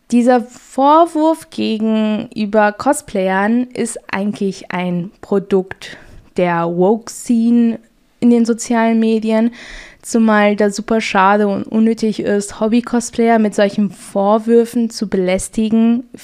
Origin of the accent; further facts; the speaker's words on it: Portugal; Also das kannte ich als Portugiese nicht und das war für mich ein Kulturschock.